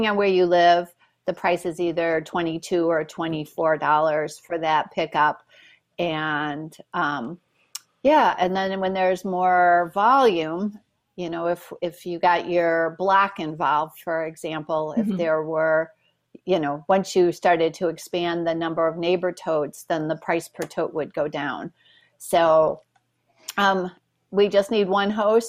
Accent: Homewood, Illinois, United States; I was born in Homewood, which is in Southern Cook County

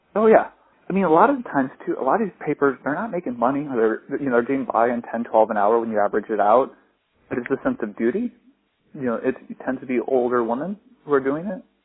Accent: Iowa, United States; living in Iowa, growing up in Iowa, going to college in Iowa

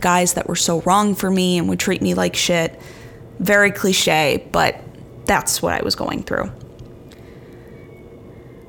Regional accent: Chicago, Illinois, United States; moved away as an adult; also born or lived in New York City; Chicago is my hometown

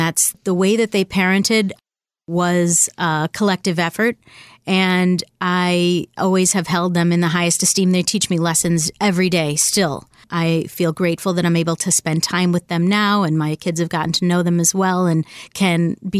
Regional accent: Buffalo, New York, United States; moved away as an adult; also born or lived in Washington, D.C.; now in Boston, United States; I was born in D.C., but I grew up in Buffalo

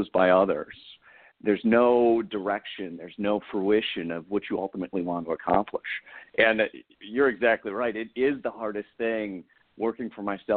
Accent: Central New York, United States; moved away as an adult; now in Southern California, United States; I'm from Central New York originally, and I've been in Southern California now, God, probably 7-8 years

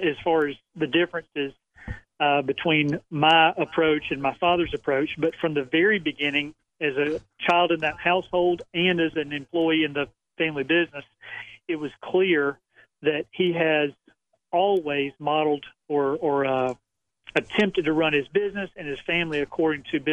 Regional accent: LaGrange, Georgia, United States; moved away as an adult; now in Raleigh, United States; I grew up in LaGrange, have been there except for a time away at college, my first 3 years of marriage. I've been there all my life.

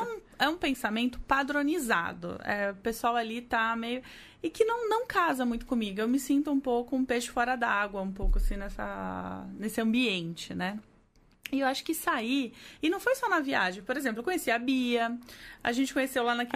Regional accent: Brazil; eu sou brasileira

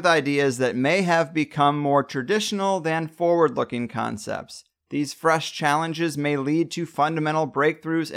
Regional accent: United States; I'm still an American

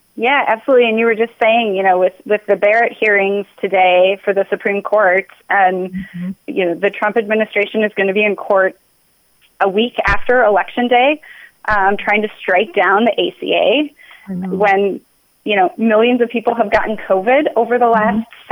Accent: South Dakota, United States; moved away as an adult; now in Minnesota, United States; I grew up in South Dakota. Um, I moved to Minnesota for college

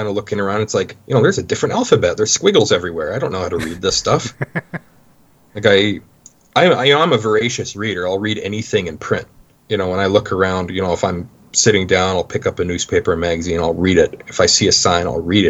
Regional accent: Medicine Hat, Alberta, Canada; moved away as an adult; now in Gwangju, South Korea; I'm from Medicine Hat

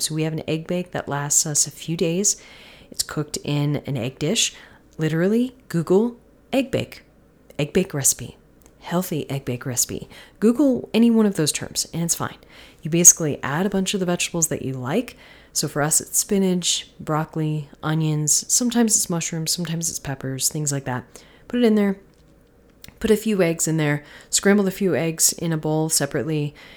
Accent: Florida, United States; I'm from Florida

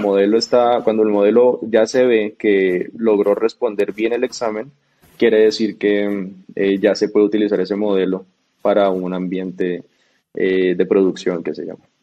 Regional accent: Bogotá, Colombia; also born or lived in Cartagena / United States; Yo nací en Cartagena, pero yo me crié en Bogotá.

